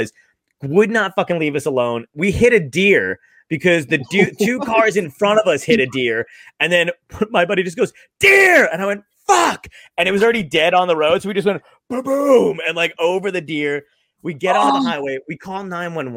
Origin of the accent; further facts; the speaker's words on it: New Jersey, United States; I grew up in New Jersey, and we have the weird New Jersey magazines